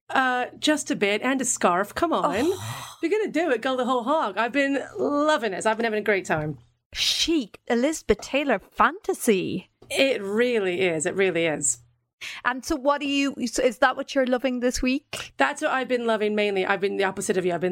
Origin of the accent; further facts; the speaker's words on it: Ireland; No, I come from Ireland.